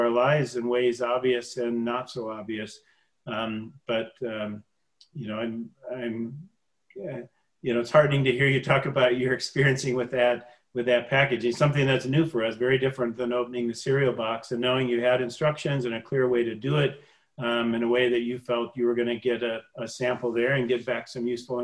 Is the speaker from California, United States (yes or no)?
no; Michigan, United States; We're both from Michigan